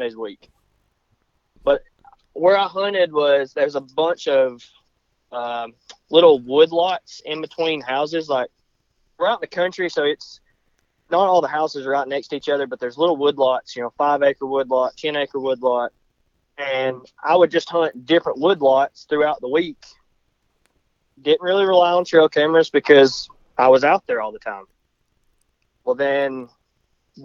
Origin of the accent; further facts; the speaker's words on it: North Georgia, United States; moved away as an adult; now in North Alabama, United States; Originally from North Georgia. I now live North Alabama